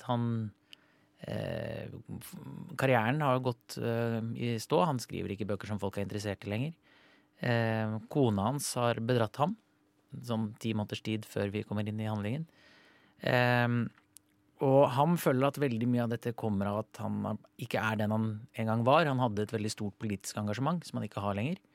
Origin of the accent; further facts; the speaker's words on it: Sweden; Norwegian is a second language; now in Norway; jeg kommer jo fra Sverige